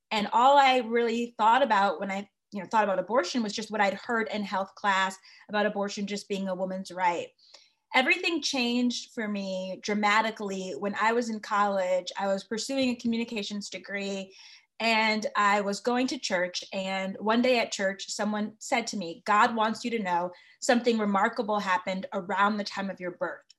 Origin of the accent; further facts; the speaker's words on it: Connecticut, United States; I am from Connecticut